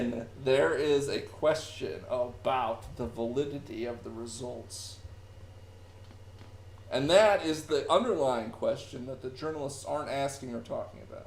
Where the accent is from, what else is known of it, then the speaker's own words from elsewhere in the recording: United States; as an American citizen